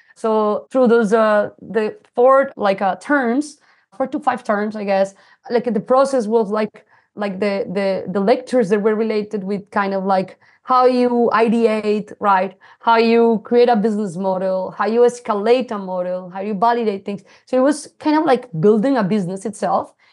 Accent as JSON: {"language": "English", "country": "Colombia", "tie": "born or raised there", "also_born_or_lived": "Singapore", "accent": "Latino", "second_language": "English", "moved": "as an adult", "said": "I, I am, uh, originally from Colombia. I was born in a small city. It's the coffee region"}